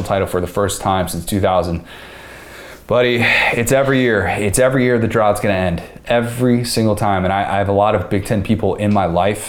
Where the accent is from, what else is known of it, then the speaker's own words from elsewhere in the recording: Buffalo Grove, Illinois, United States; I grew up in Buffalo Grove